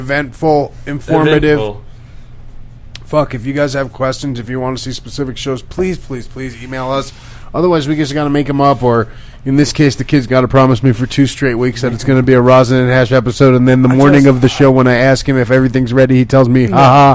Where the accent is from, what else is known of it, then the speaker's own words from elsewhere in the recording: West Orange, New Jersey, United States; also born or lived in Livingston, New Jersey; I was born in at St. Barnabas in Livingston, but I grew up in West Orange.